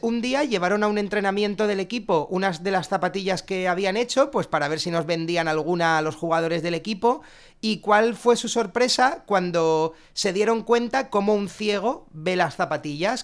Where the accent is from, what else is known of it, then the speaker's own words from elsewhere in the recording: Alicante, Valencian Community, Spain; los tres socios cofundadores somos alicantinos